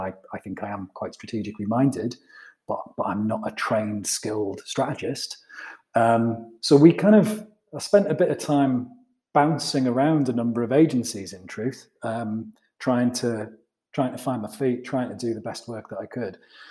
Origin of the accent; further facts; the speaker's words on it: just outside Middlesbrough, North East England, United Kingdom; moved away as an adult; also born or lived in London; now in Newcastle, United Kingdom; I grew up just outside Middlesbrough